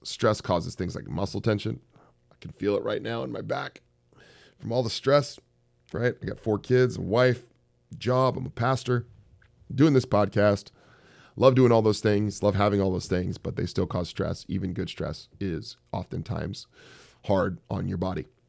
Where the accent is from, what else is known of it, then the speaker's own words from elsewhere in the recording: Bay Area, California, United States; moved away; also born or lived in Silicon Valley / San Francisco; I'm from the Bay Area.